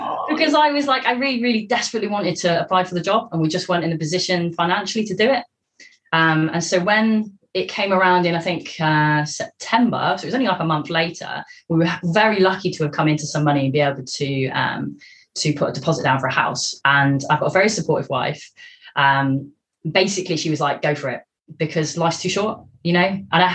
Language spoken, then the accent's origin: English; Scotland, United Kingdom; moved away as an adult; also born or lived in Devon; now in Cornwall, United Kingdom; Scotland. That's where I was based at the time.